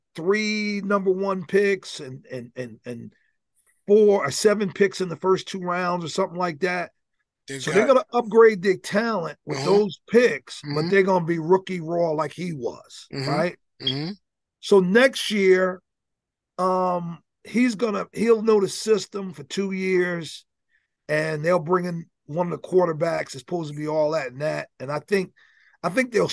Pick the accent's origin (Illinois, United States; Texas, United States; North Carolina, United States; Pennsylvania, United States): Texas, United States; I'm a Texan